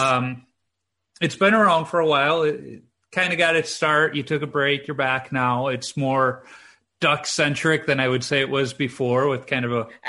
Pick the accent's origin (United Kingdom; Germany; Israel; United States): United States; Chicago, Illinois; growing up in Chicago, the park district had a few outdoor rinks